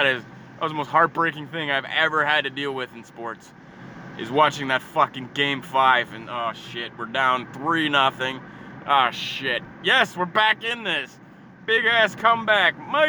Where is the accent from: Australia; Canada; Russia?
Canada; I'm Canadian.